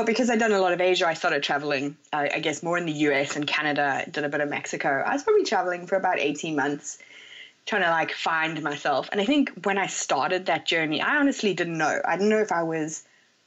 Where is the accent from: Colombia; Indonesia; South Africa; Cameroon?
South Africa; moved away as an adult; also born or lived in London, United Kingdom / Hong Kong; I'm South African originally, and I moved to London after I became a chartered accountant